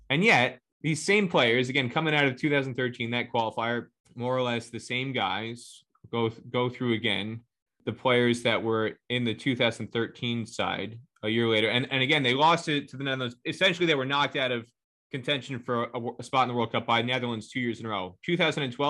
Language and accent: English; United States; I'm American